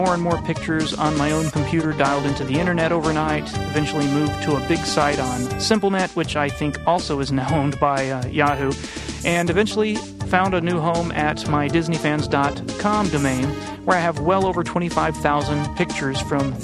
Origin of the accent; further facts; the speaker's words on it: Houston, Texas, United States; I grew up in Houston, Texas